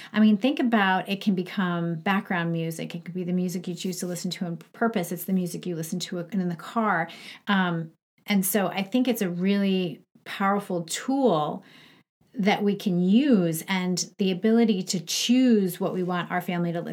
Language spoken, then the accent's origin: English; Long Island, New York, United States; moved away as an adult; also born or lived in Syracuse / Atlanta; I grew up in Long Island